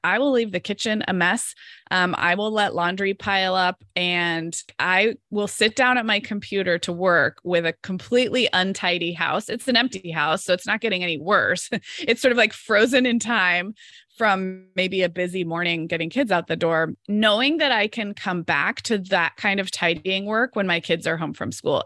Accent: Santa Barbara, California, United States; moved away as an adult; I live in Santa Barbara, California, which is actually my hometown where I grew up

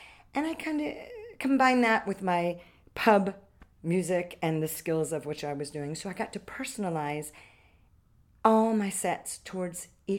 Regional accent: Orlando, Florida, United States; also born or lived in Switzerland; I was born here. Oh, great. And I lived here in Orlando before Disney, BD, before Disney. I was in Lyman High School.

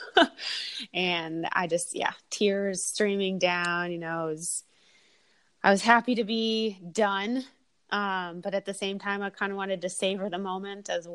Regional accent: outside Detroit, Michigan, United States; moved away; I'm originally from Michigan. I grew up outside Detroit

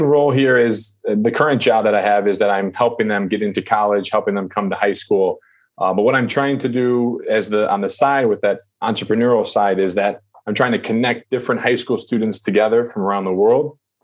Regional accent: United States; also born or lived in China; I'm American.

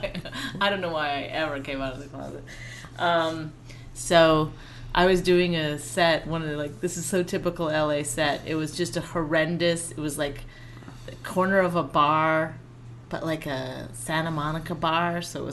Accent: Cold Lake, Alberta, Canada; From Cold Lake, Alberta.

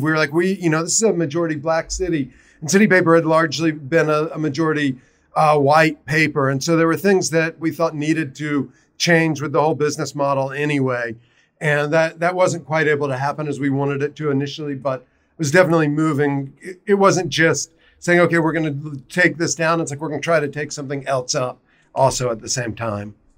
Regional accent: South Carolina, United States; now in Baltimore, United States; I'm originally from South Carolina

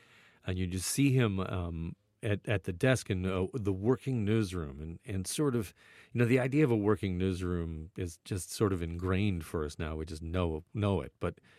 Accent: Burlington, Ontario, Canada; Growing up in Burlington, Ontario, you know, I would watch Global and watch Peter

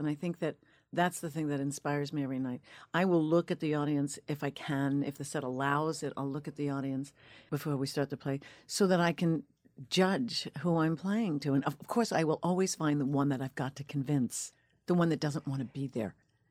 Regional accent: Northport, New York, United States; I'm from Northport, Long Island. I am.

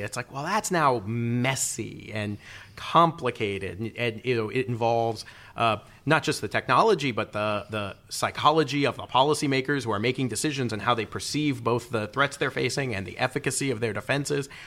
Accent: Peoria, Illinois, United States; moved away as an adult; also born or lived in Washington; I grew up near Peoria, Illinois

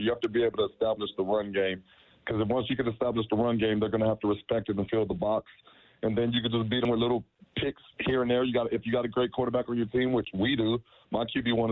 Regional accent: Tampa, Florida, United States; I'm from Tampa Bay

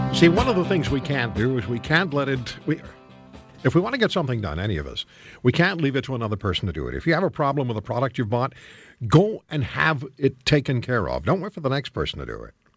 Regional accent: Alberta, Canada; I'm from Alberta

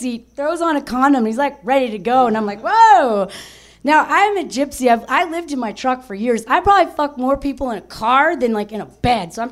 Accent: United States

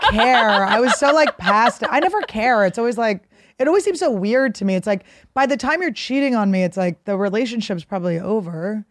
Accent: Philadelphia, Pennsylvania, United States; also born or lived in New York; now in Los Angeles, United States; I'm from Philadelphia.

